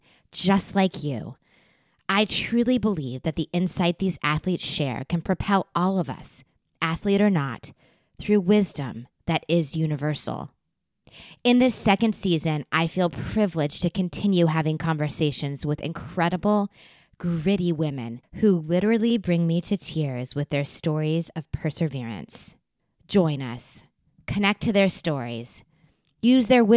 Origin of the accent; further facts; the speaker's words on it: Virginia Beach, Virginia, United States; my hometown of Virginia Beach, Virginia